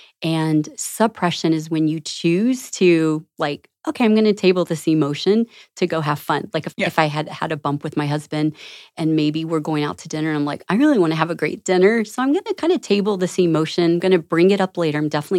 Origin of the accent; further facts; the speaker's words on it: Florida, United States; I grew up in Southwest Florida.